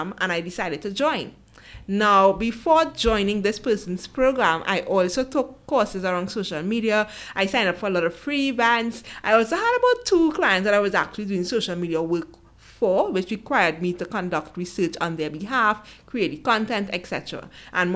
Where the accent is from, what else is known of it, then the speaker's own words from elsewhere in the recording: Trinidad & Tobago; I'm from Trinidad and Tobago.